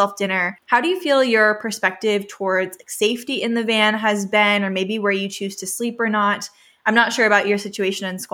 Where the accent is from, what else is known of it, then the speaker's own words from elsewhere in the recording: California, United States; also born or lived in Vancouver; I was born and raised in California, which is on the West Coast